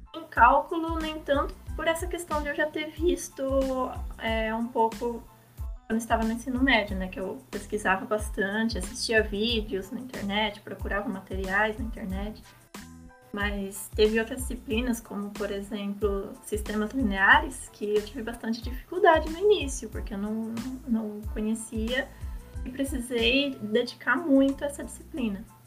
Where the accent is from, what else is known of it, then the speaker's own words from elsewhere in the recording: interior of São Paulo, Brazil; moved away as an adult; also born or lived in Foz do Iguaçu; Porque eu sou do interior de São Paulo, eu, eu me mudei para Foto do Iguaçu